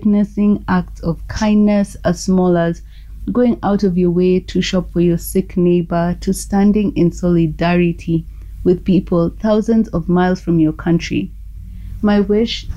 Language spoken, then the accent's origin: English; Nairobi, Kenya; I'm from Nairobi, Kenya